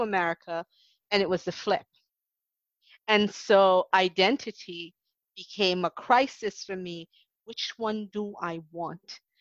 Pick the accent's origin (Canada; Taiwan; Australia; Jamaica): Jamaica; moved away as an adult; now in United States; being Jamaican in Jamaica